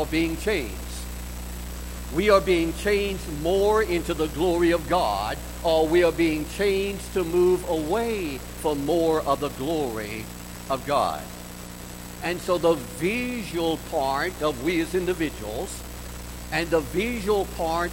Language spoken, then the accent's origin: English; Augusta, Georgia, United States; in that little Pentecostal church where I grew up in Augusta, Georgia